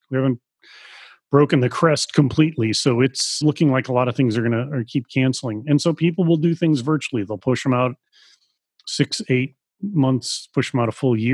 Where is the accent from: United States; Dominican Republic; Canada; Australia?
United States; even as an American